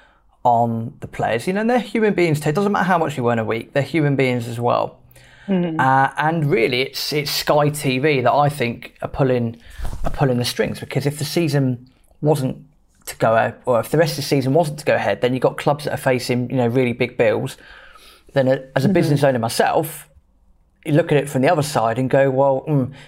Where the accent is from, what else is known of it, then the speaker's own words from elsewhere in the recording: England, United Kingdom; we're British, we're English